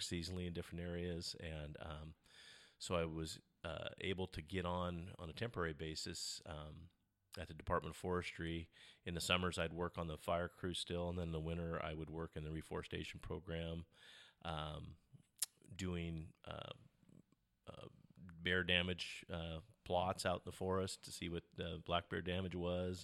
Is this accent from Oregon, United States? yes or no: yes; Olney, Oregon, United States; I grew up out in the Olney area, uh, went to Olney School